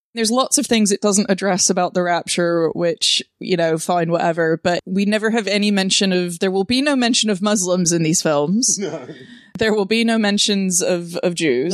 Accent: the American South, United States; I grew up in the American South

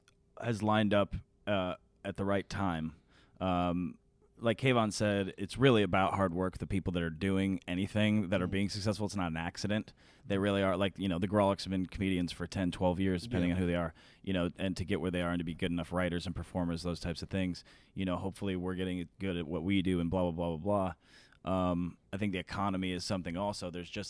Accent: Denver, Colorado, United States; Our difference kind of is that we're from Denver

